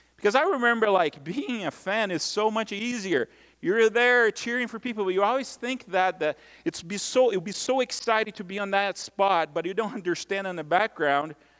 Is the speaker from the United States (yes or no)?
no; Brazil; moved away; growing up in Brazil